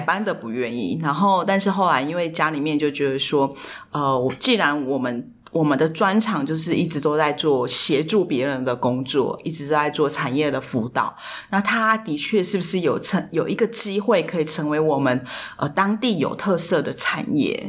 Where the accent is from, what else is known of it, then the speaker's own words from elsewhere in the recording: Taipei, Taiwan; moved away as an adult; now in Pingtung, Taiwan; 虽然说我是屏东人，可是我其实是从小在台北长大